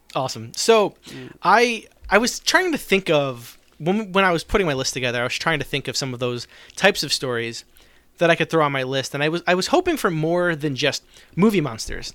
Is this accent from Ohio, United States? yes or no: no; New Jersey, United States; I grew up in South Jersey